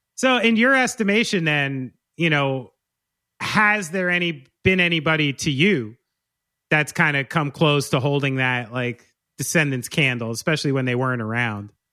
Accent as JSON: {"language": "English", "region": "New Jersey", "country": "United States", "said": "I'm from here. I'm from New Jersey"}